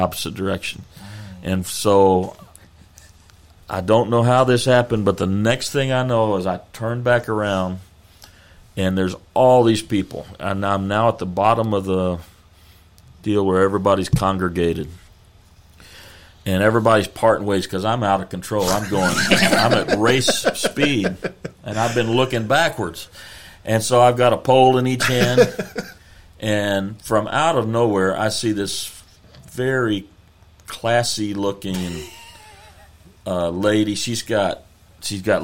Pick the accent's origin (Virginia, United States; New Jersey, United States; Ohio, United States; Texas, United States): Texas, United States; we're from Texas.